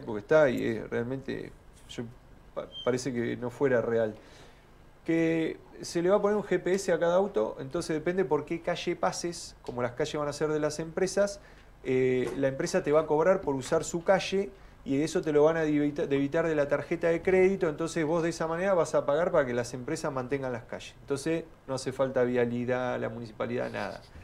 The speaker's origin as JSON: {"language": "Spanish", "town": "Tornquist", "region": "Buenos Aires Province", "country": "Argentina", "tie": "born or raised there", "said": "Volví a mi pueblo a aplicar lo que había estudiado"}